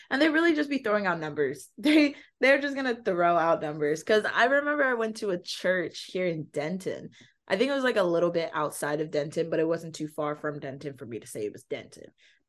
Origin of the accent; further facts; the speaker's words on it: Nigeria; And also being Nigerian, they use the Bible as a parenting book